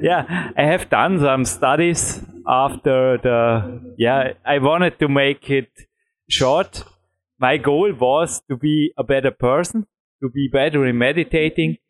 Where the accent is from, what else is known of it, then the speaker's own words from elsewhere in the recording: Austria; English is a second language; I am from Austria and not from Belgium.